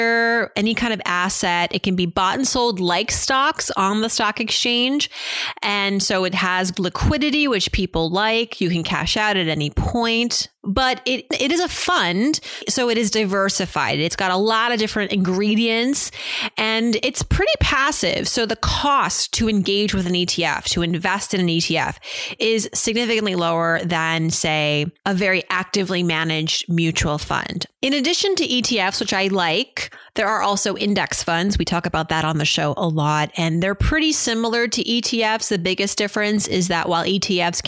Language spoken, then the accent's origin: English; Massachusetts, United States; growing up in Massachusetts